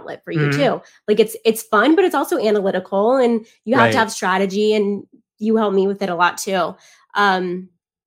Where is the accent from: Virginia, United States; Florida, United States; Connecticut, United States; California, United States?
Florida, United States; South; growing up in South Florida, wrestling wasn't big